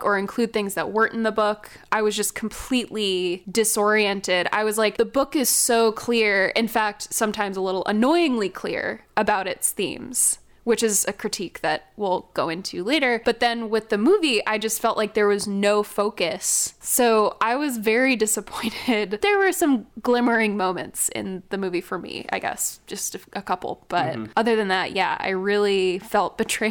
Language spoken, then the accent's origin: English; California, United States; I'm such a Californian